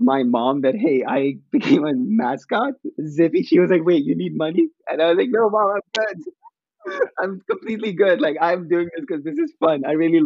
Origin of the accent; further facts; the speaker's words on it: Abu Dhabi, United Arab Emirates; moved away as an adult; now in Akron, United States; I'm from the United Arab Emirates, Abu Dhabi, and I grew up over there, went to school over there.